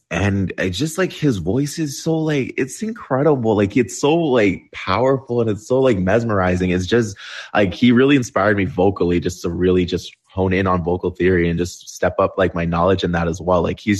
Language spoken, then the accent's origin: English; Toronto, Ontario, Canada; I'm from Toronto.